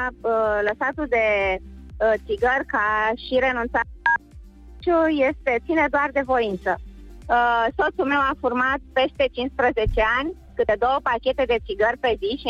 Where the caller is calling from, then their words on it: Cluj, Cluj County, Romania; Da, Lucian, sunt din Cluj.